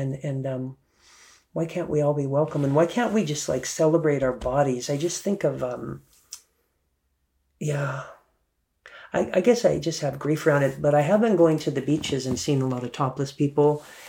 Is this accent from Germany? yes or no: yes; Germany; and I grew up in Germany, right? So there was topless. You'd see grandma at the beach topless.